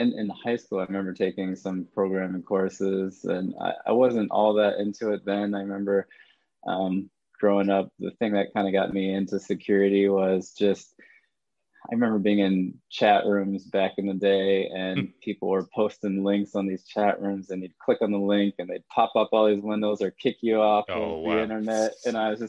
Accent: Ithaca, New York, United States; moved away as an adult; now in Raleigh, United States; originally from upstate New York, Ithaca, New York. So grew up there, born and raised.

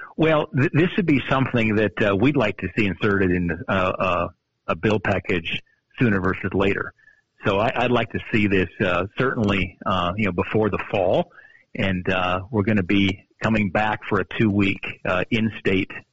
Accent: Montana, United States; growing up in Montana

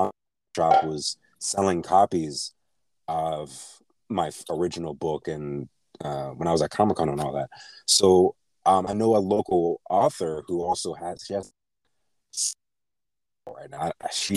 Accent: Pittsburgh, Pennsylvania, United States; moved away; the Carnegie Library back in my hometown, Pittsburgh

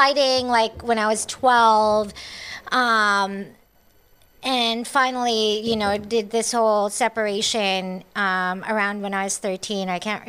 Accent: Cebu City, Central Visayas, Philippines; born or raised there; now in Los Angeles, United States

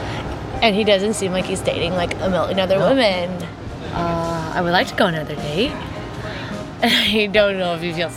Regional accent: Arkansas, United States; now in Brooklyn, United States; I'm from Arkansas.

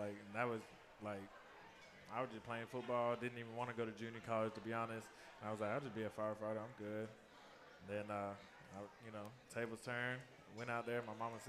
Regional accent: Georgia, United States; after being in Kansas for 2 years and Colorado for 2 years, it was cold out there. I'm from Georgia. I was not trying to play in no cold states anymore.

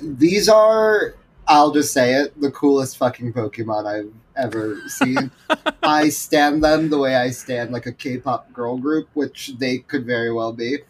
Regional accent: New York, United States; I grew up in New York, but I went to boarding school

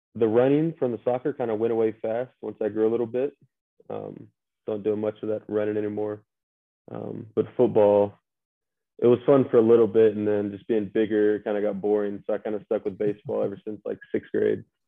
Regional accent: Statesboro, Georgia, United States; from uh, Statesboro, Georgia, about 45 minutes west of uh, Savannah.

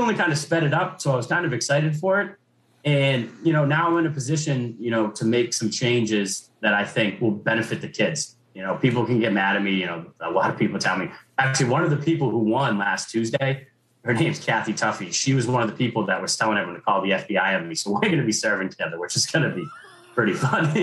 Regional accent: Braintree, Massachusetts, United States; was born and raised in Braintree, went through Braintree Public Schools

